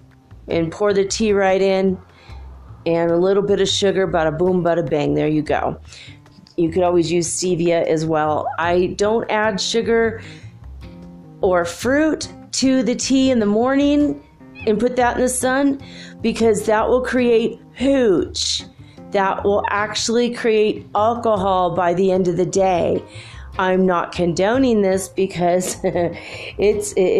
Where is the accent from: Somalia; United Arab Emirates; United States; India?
United States; Southern California; I grew up in Southern California